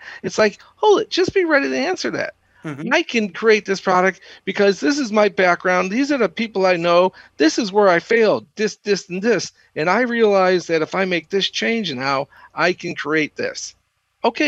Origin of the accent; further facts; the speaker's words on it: Austin, Texas, United States; growing up in Austin, the 80s and the 90s, went to school down there and then stayed and programmed for 10 years